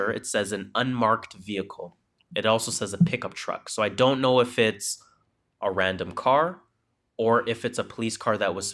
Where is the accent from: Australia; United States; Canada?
Canada; The Crown is a UK show, I'm Canadian.